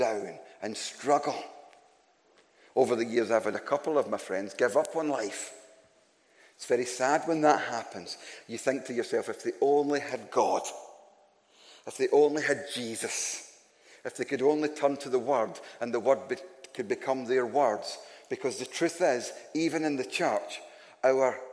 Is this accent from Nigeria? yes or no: no; Glasgow, Scotland, United Kingdom; I am from Glasgow